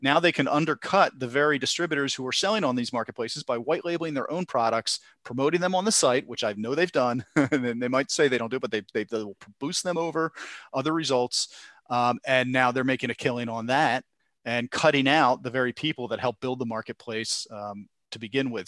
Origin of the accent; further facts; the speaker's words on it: Philadelphia, Pennsylvania, United States; I'm from Philadelphia area